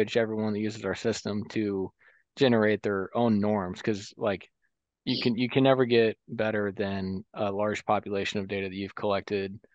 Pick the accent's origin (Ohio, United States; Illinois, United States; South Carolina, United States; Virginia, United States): Illinois, United States; Central; I'm from Central Illinois